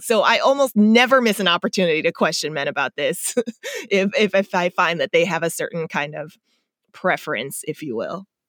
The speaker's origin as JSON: {"language": "English", "town": "Chesterfield", "region": "Missouri", "country": "United States", "tie": "born or raised there", "also_born_or_lived": "South Korea", "moved": "yes", "said": "I grew up in the Midwest in uh, St. Louis, outside of St. Louis, West St. Louis County, Chesterfield."}